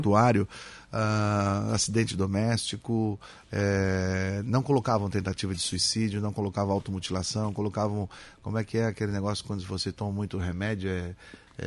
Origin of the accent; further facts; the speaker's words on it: Criciúma, Santa Catarina, Brazil; moved away; morei em Criciúma, na Próspera, minha infância foi aqui.